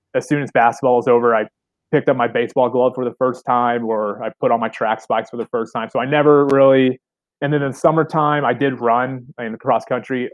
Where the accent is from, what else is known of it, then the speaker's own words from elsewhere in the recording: Southern Illinois, United States; my hometown's about 45 minutes north of Kentucky